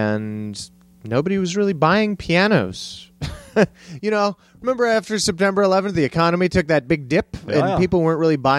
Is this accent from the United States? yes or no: yes; Cleveland, Ohio, United States; born there; also born or lived in El Paso, United States; I was born in Cleveland, Ohio.